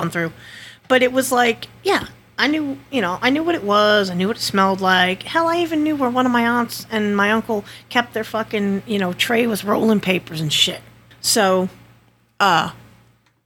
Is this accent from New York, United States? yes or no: no; Connecticut, United States; moved away; I'm from Connecticut originally